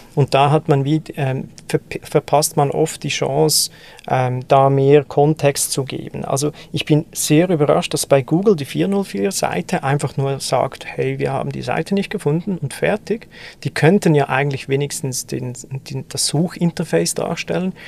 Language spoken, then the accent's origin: German; German-speaking Swiss, German-speaking Switzerland, Switzerland; als Schweizer, als Deutschschweizer